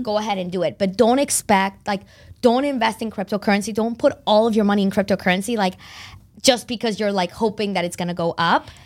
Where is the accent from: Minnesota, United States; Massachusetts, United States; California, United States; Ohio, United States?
Massachusetts, United States; Concord; also born or lived in Barcelona, Spain; now in Boston, United States; I was born in Barcelona and uh, raised there until I was about nine, and then my family moved to Concord, Mass